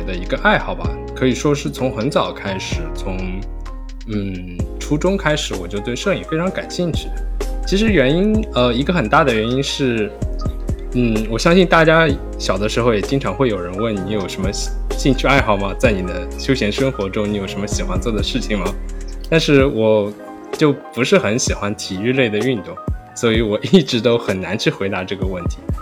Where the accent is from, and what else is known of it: Shanghai, China; born or raised there; moved away as an adult; also born or lived in Germany / Ithaca, United States; now in New York, United States